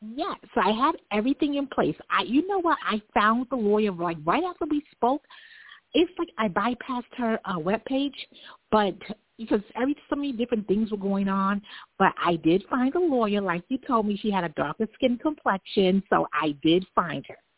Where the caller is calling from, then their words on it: Long Island, New York, United States; I'm calling from Long Island.